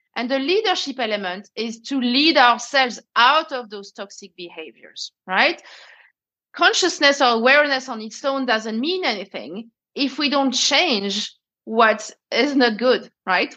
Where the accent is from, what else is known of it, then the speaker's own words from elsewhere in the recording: France; accent: French; English is a second language; moved away as an adult; also born or lived in Paris; now in London, United Kingdom; as you can hear with my accent i'm french